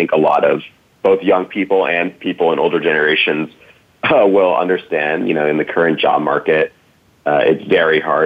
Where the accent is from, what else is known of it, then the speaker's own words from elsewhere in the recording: Cambridge, Massachusetts, United States; I grew up in Cambridge, Massachusetts, outside of Boston